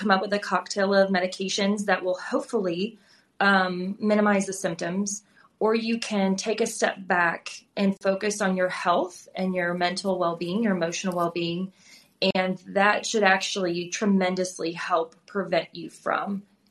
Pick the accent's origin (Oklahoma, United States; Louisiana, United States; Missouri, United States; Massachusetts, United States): Missouri, United States; St. Louis; moved away as an adult; also born or lived in Plano, Texas; now in Texas, United States; Growing up in St. Louis, I grew up in a very diverse part of the city